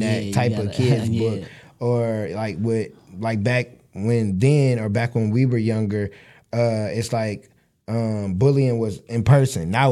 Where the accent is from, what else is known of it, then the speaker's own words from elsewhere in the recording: Michigan City, Indiana, United States; I'm from Michigan City, so it's a small town. So everybody know everybody.